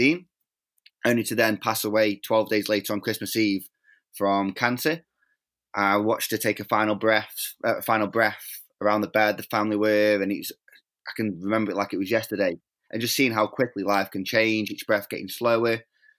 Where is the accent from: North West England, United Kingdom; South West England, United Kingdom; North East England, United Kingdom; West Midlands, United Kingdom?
West Midlands, United Kingdom; Stoke-on-Trent; I was born in England in a little city called Stoke-on-Trent.